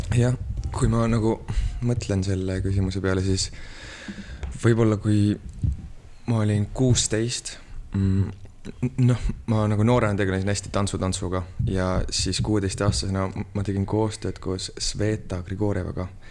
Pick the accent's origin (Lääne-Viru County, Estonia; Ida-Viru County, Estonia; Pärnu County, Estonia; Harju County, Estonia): Harju County, Estonia; Muusikaküla; also born or lived in Amsterdam; ma olen sündinud muusikakülas